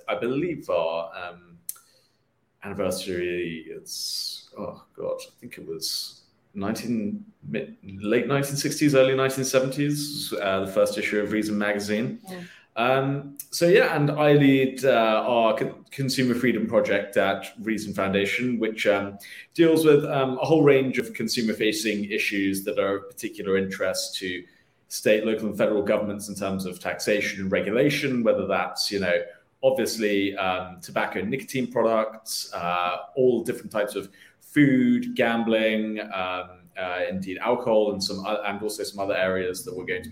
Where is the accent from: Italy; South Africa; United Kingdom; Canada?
United Kingdom; moved away as an adult; also born or lived in London; now in United States; I'm originally from the United Kingdom. I moved here in about 2015 for work.